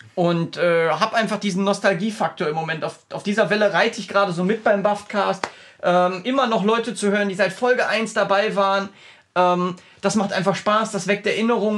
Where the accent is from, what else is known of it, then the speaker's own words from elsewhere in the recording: Essen, North Rhine-Westphalia, Germany; now in Cologne, Germany; ich komme aus Essen gebürtig, ähm, habe da bis zu Beginn meiner Ausbildung, die ich mit 19 ungefähr angefangen habe, mit 18 angefangen habe, äh, gelebt.